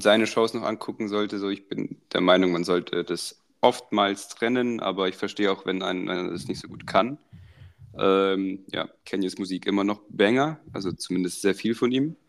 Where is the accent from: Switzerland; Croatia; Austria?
Croatia; now in Germany; wo wir aufgewachsen sind in Kroatien